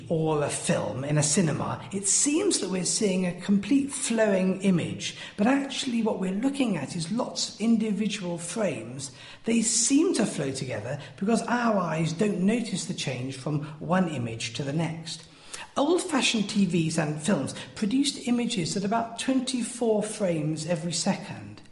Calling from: Wales, United Kingdom; from Wales

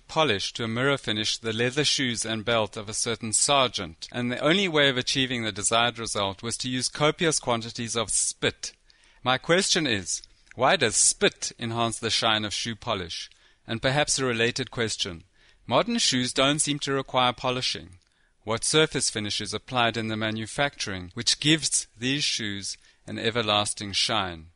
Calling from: South Africa; I'm phoning you from South Africa

